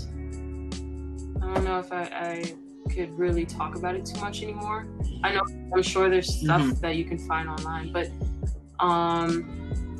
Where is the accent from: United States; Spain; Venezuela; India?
United States; New York City, New York; moved away; the gritty city of my hometown